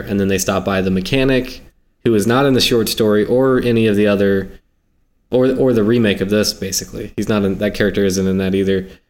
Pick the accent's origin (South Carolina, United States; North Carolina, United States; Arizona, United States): South Carolina, United States; I grew up in South Carolina.